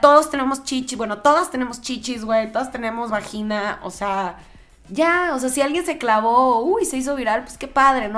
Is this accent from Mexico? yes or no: yes; Mexico; soy súper mexa